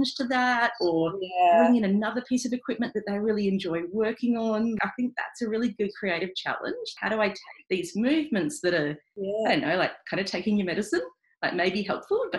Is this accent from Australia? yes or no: yes; Melbourne, Victoria, Australia; I grew up in inner city Melbourne, in Albert Park.